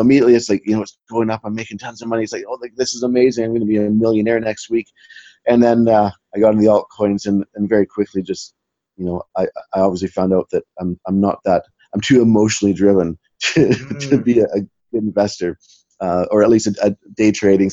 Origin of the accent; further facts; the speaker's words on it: Western Canada, Canada; moved away as an adult; now in Scotland, United Kingdom; I came from originally from Canada, Western Canada, but I put on a backpack about 20 years ago. Ended up in Scotland about 18 years ago